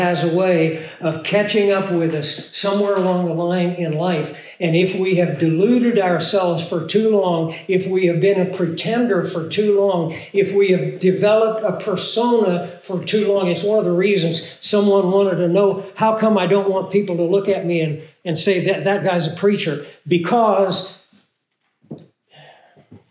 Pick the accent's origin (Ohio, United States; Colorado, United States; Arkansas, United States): Arkansas, United States; I'm from Arkansas